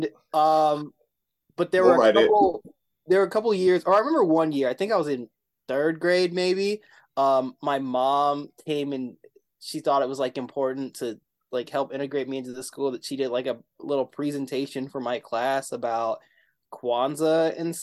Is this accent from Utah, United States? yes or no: yes; Salt Lake City, Utah, United States; also born or lived in Philadelphia, Pennsylvania; I grew up in Salt Lake City, Utah